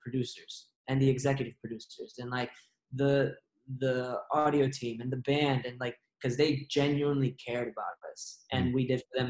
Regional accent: Redwood City, California, United States; I'm from the Bay Area, specifically in Redwood City

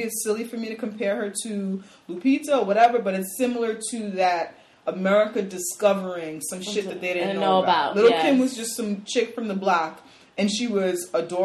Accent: New York City, New York, United States; We're both from the Bronx

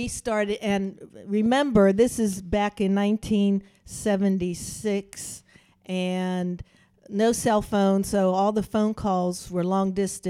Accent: Sagamore, United States; my hometown of Sagamore

